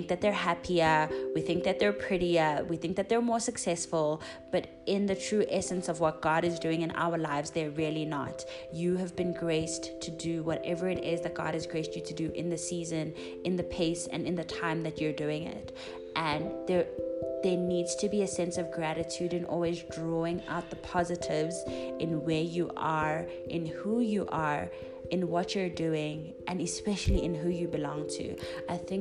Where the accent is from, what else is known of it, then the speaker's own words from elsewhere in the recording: South Africa; as South African teachers, especially as young Black females